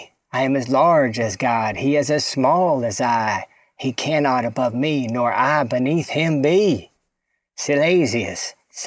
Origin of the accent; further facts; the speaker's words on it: Southern United States, United States; I was so like aggrieved as a Southerner, you know.